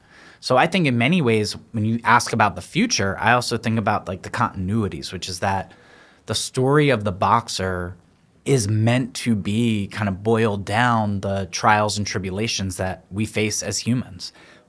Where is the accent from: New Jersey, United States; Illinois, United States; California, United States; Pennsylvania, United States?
Pennsylvania, United States; Philadelphia; I'm from Philadelphia